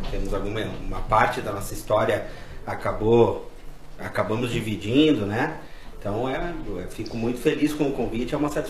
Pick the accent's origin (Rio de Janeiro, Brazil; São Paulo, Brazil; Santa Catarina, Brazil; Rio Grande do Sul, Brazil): Rio Grande do Sul, Brazil; Caxias do Sul; also born or lived in Santo Ângelo; eu sou nascido em Santo Ângelo, lá na fronteira, e com dois anos de idade já vim aqui para Caxias. Então eu sou um caxiense já nato aí, né?